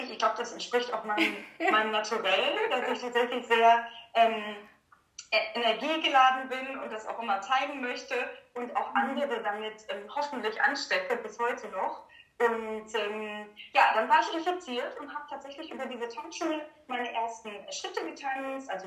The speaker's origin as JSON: {"language": "German", "town": "Gelsenkirchen", "region": "North Rhine-Westphalia", "country": "Germany", "tie": "born or raised there", "said": "tatsächlich in äh, also angefangen mit dem Kinderballett in Gelsenkirchen, da wo ich auch geboren bin, wo ich groß geworden bin."}